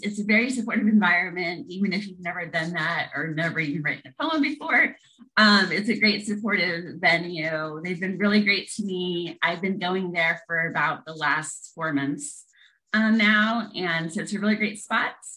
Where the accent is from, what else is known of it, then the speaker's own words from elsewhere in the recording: Lincoln, Nebraska, United States; moved away as an adult; also born or lived in St. Joseph, Missouri / Knoxville, Tennessee / Kansas; now in Tennessee, United States; So I was born in St. Joseph, Missouri. I grew up in Lincoln, Nebraska from age six to 19.